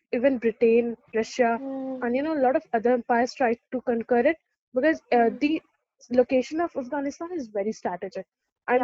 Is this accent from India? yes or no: yes; India; as an Indian